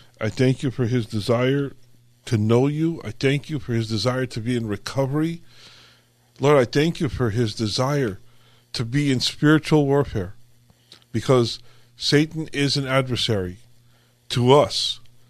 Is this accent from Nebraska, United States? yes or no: no; California, United States; I was born and raised here in California. I've been here all my life